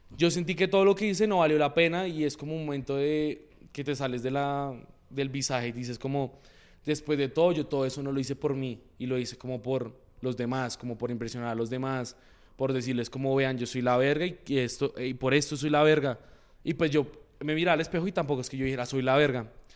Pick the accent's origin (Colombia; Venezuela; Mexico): Colombia; Moniquirá, Boyacá; now in Bogotá, Colombia; yo nací en Bogotá, pero de chiquito me tocó vivir un buen tiempo en Moniquirá, Boyacá. Entonces yo... toda mi familia es de allá.